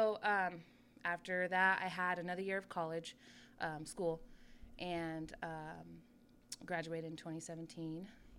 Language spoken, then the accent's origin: English; Sacramento, California, United States; So I grew up in Sacramento, in North Highlands, actually. I went to Center High School, which is in Antelope